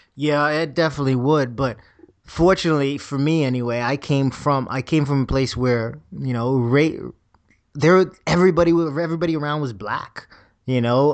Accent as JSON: {"language": "English", "country": "Bahamas", "moved": "yes", "said": "I'm a kid from the Bahamas."}